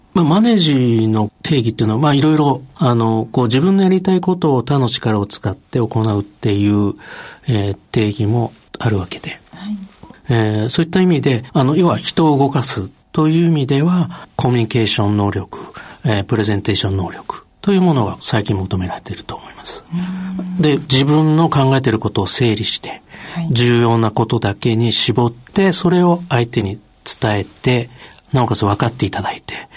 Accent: Chiba, Japan; 千葉県出身で、まあ、両親が薬剤師で、父親が県庁薬務課に勤めまして、母親の方が薬局経営をして、まあ、自宅兼薬局で生まれ育ちました

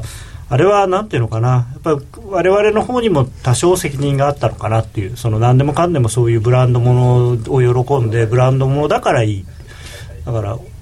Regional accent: Asagaya, Tokyo, Japan; 僕は阿佐ヶ谷生まれのラテン系

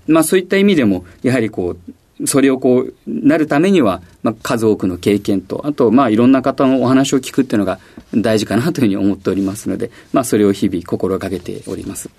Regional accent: Ashiya, Hyogo, Japan; moved away as an adult; also born or lived in Tokyo; 兵庫県の芦屋市です

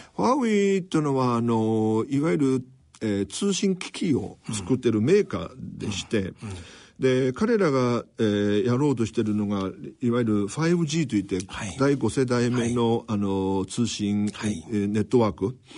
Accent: Nanjing, Jiangsu, China; Japanese is a second language; moved away as an adult; also born or lived in Nagoya, Japan; now in Japan; 中国の、えー、南京市で生まれ、で、で育って、で、24歳までそこで生活をして、それから名古屋へ留学をしたんです。

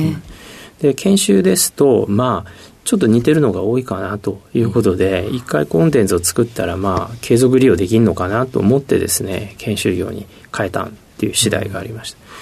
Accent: Kawachi, Osaka, Japan; 大阪のですね、河内というところで生まれました。

